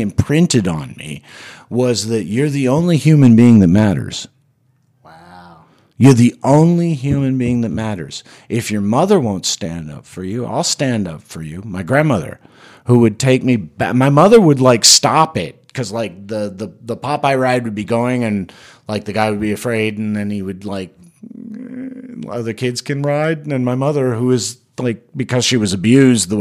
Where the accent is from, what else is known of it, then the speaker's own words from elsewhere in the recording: Florida Panhandle, United States; also born or lived in Madrid, Spain; I was brought to this country where I was raised in a town that hated me for being Spanish